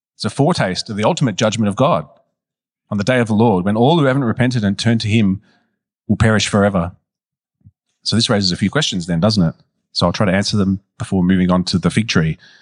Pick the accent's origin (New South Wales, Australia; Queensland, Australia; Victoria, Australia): Victoria, Australia; Melbourne; I was raised in West Meadows, near Broadmeadows